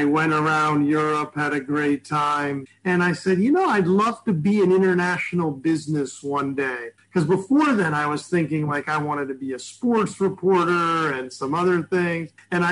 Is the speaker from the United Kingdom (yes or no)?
no; New Jersey, United States; I was from New Jersey